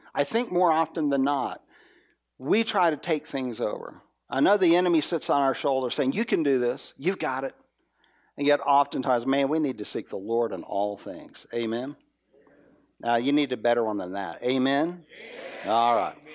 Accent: the South, United States; I'm from the South

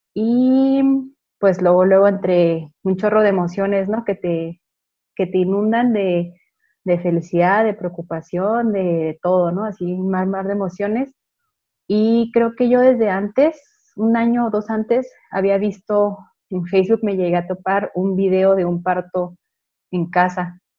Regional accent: Chihuahua, Mexico; nací aquí en Chihuahua

